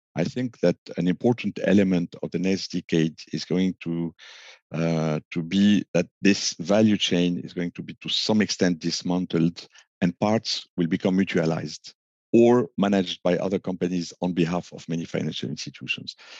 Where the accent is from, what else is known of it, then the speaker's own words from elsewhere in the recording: Lebanon; moved away; also born or lived in France / United States; I was born in a very small country, uh, doomed with civil war and uh, more and economic crashes and the like. I'm from Lebanon